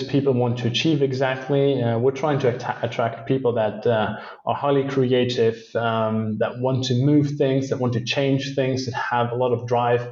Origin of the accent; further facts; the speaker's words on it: Luxembourg; It's my home country. I was born and raised here